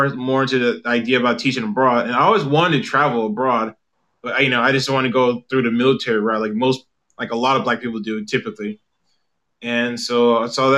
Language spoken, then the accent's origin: English; South Carolina, United States; moved away as an adult; also born or lived in Charlotte, North Carolina; now in South Korea; I'm from South Carolina. I moved to South Korea back in, May 2016.